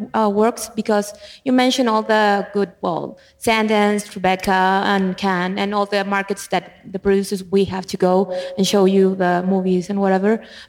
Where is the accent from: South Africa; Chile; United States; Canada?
Chile; I'm from Chile. I'm not from here